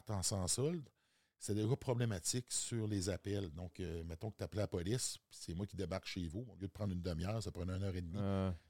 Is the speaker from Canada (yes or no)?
yes; Quebec, Canada; Moi, je viens de la Côte-Nord. J'ai étudié à Québec, mes études postsecondaires.